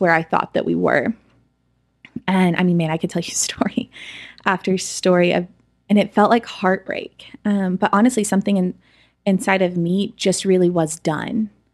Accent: Edmond, Oklahoma, United States; I grew up in Edmond, Oklahoma

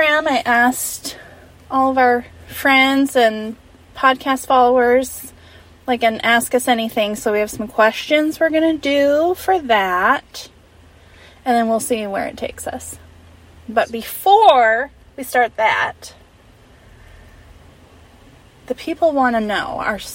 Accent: Phoenix, Arizona, United States; moved away as an adult; also born or lived in Spokane, Washington; I was from Phoenix, Arizona

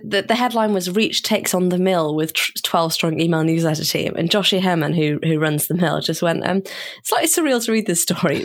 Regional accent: United Kingdom; as a Brit

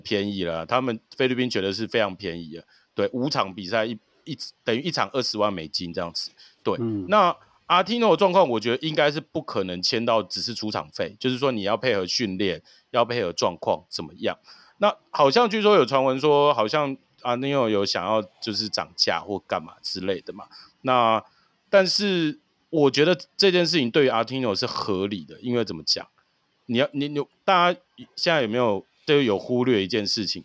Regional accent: Taiwan; 我们台湾

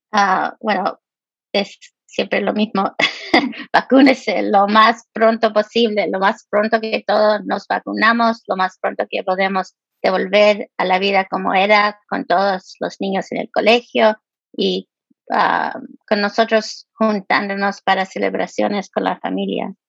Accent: Los Angeles, California, United States; also born or lived in Chile (ancestry); now in Topeka, United States; yo nací en Los Ángeles, pero mis papás son chilenos ah, y se movieron hace muchos años y han vivido en California

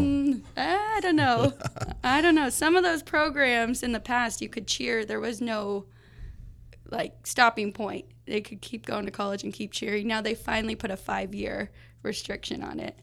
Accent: Las Vegas, Nevada, United States; I was born and raised in Las Vegas

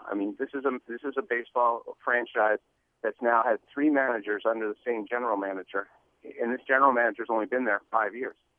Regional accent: Montreal, Quebec, Canada; now in Seattle, United States; growing up in Montreal

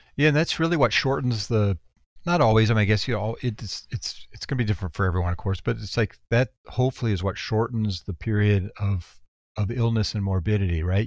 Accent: Texas, United States; moved away; also born or lived in San Antonio / New York City; I'm from Texas originally

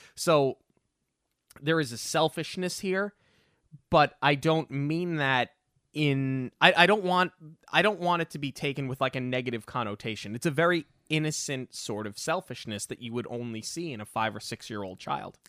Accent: New York, United States; growing up in New York

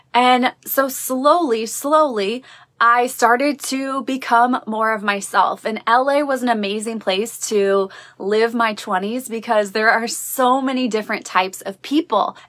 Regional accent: Midwest, United States; growing up in the Midwest

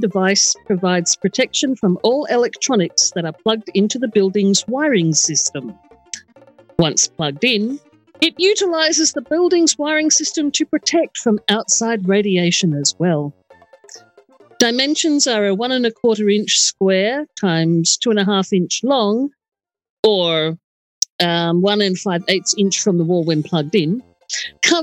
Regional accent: Adelaide, South Australia, Australia; It's in my hometown

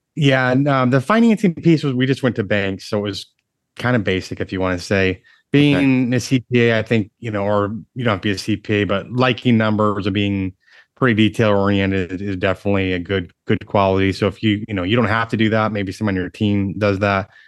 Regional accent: Michigan, United States; moved away as an adult; now in Dallas, United States; I grew up in Michigan, uh, one of seven kids

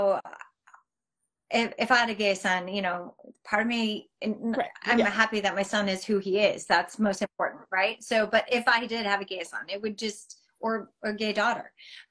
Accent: Las Vegas, Nevada, United States; I grew up in Vegas

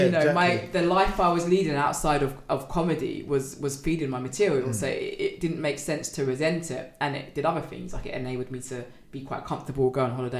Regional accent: London, United Kingdom; I'm from North London

